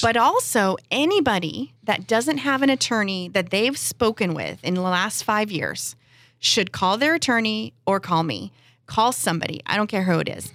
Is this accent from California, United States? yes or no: yes; San Diego, California, United States; I grew up here in San Diego, right in Claremont